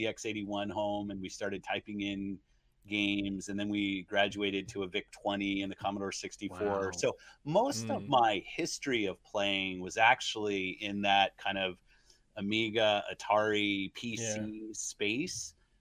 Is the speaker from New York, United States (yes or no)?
no; California, United States; I grew up in Southern, at that time I was in Southern California, and I'd ride my skateboard down to the arcades and play games.